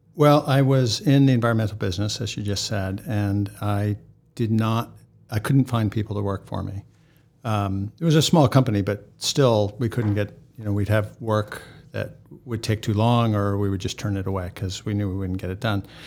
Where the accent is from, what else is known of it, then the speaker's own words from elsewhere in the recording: New England, United States; now in Boston, United States; I grew up in New England